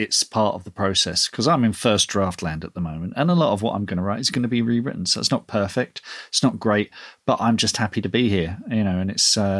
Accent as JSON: {"language": "English", "country": "Ireland", "said": "don't start giving me one star reviews because I use S's instead of Z's because I'm Irish. You know, this is how I write, kind of thing."}